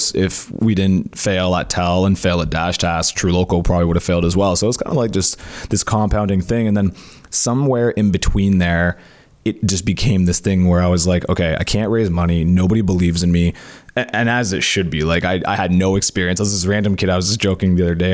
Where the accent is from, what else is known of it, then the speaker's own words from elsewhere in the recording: Cornwall, Ontario, Canada; we didn't have a lot of money growing up in Cornwall.